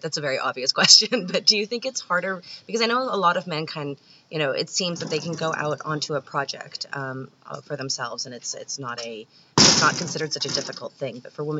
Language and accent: English; Canada; I'm Canadian